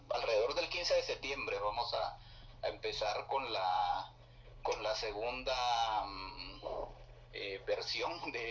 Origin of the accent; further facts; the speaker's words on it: Bolivia; yo soy boliviano y, leí mi poesía